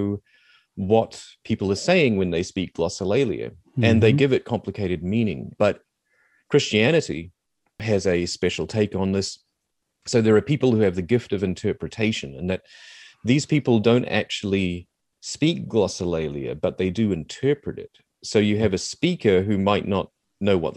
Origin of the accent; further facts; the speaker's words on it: New Zealand; accent: Kiwi; I'm trying not to do my full-on Kiwi accent right now